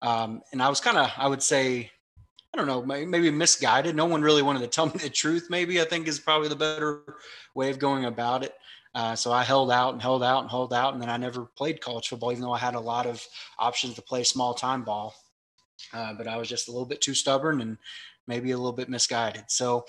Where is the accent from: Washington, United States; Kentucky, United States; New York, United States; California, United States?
Kentucky, United States; Lexington; also born or lived in Louisville, Kentucky; I'm from Kentucky. I was born in Louisville, Kentucky, but raised right outside of Lexington. Come from a big, big Catholic family on both sides.